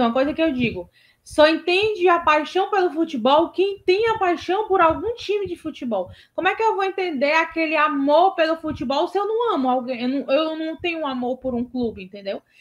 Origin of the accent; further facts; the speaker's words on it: Fortaleza, Ceará, Brazil; No bairro onde eu cresci, que é Joaquim Távora, aqui de Fortaleza